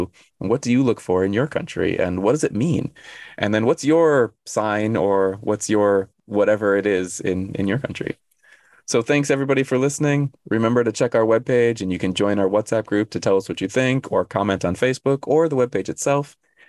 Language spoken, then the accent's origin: English; United States; now in South Korea; I was born on July 24th in America